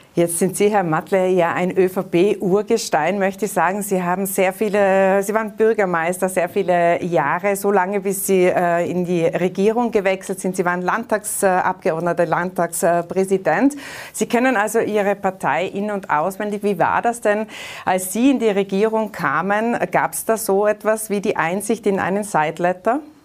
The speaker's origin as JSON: {"language": "German", "country": "Austria", "said": "Bei uns in Österreich"}